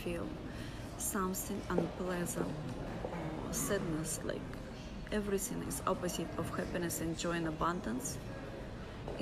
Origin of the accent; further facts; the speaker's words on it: Russia; I come from Russia